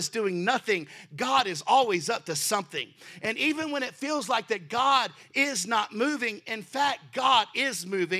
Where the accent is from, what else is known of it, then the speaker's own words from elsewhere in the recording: Texas, United States; now in Baltimore, United States; I'm originally from Texas